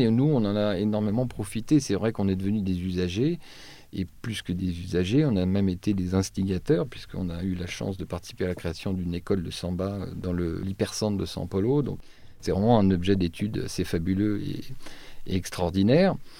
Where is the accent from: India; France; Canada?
France; Troyes, Grand Est; moved away; je suis originaire de Troyes